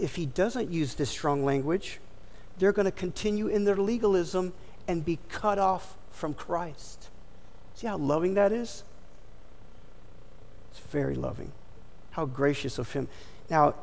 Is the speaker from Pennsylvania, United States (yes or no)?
no; Florida, United States; being born and raised in Florida